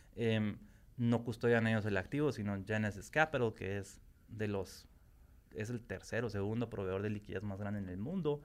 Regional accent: Guatemala; como guatemalteco

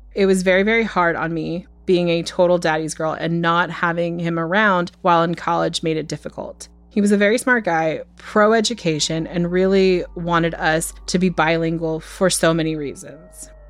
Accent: United States; I grew up in America

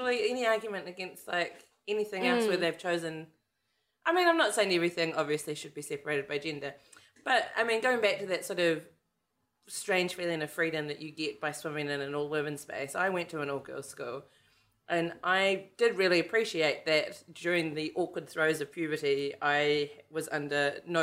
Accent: New Zealand; a Kiwi woman

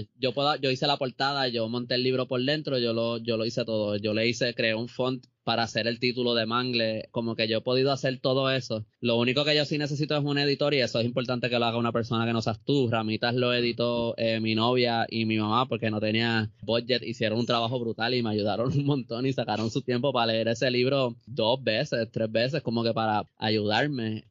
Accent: Puerto Rico

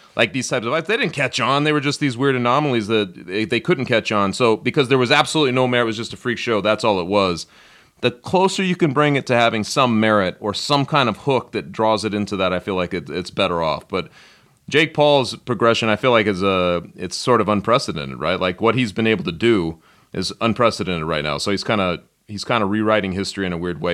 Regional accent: Denver, Colorado, United States; growing up in Denver, I was very young

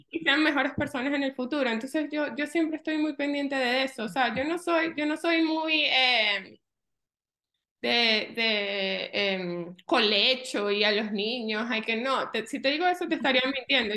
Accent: Venezuela; moved away as an adult; now in Orlando, United States; Yo soy de Venezuela

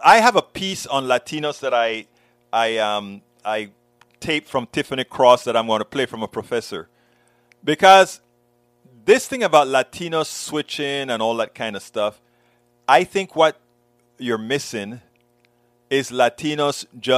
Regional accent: Panama; now in United States; I think about how we address people in Panama.

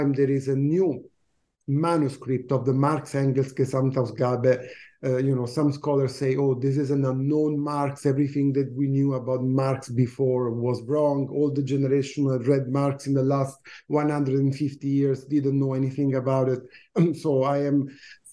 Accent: Italy; moved away as an adult; now in Canada; I teach in Canada. I moved here in 2009, but I come from Italy

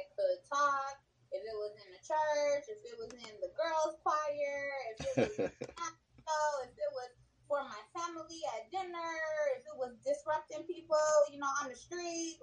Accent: South San Francisco, California, United States; moved away as an adult; also born or lived in Oakland, California; now in Los Angeles, United States; I grew up in South San Francisco, like the Peninsula area

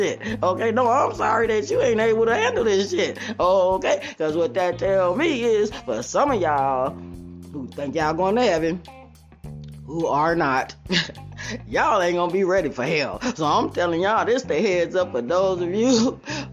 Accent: Las Vegas, Nevada, United States; I'm from Vegas.

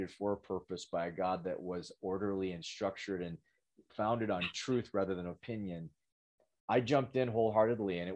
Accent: Western Canada, Canada; I'm from Western Canada

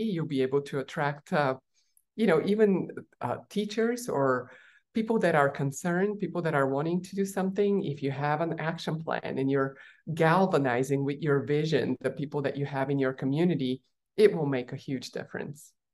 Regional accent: Bulgaria; moved away; I was born in Bulgaria while it was still a communist country, tiny little country

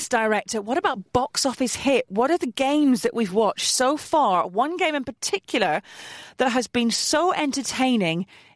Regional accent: Middlesbrough, North East England, United Kingdom; my hometown team, Middlesbrough

